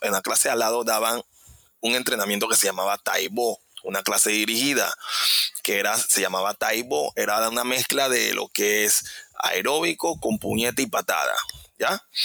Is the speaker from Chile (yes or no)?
no; Panama City, Panama; yo vengo de, de Parque Lefebvre, es un, un, lugar, es un barrio, realmente es un barrio